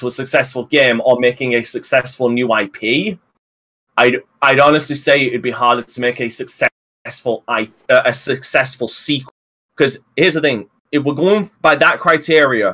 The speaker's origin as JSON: {"language": "English", "region": "England", "country": "United Kingdom", "said": "I'm English"}